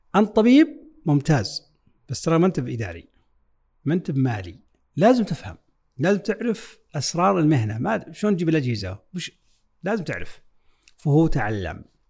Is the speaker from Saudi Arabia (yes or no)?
yes; Saudi Arabia; عندنا في السعودية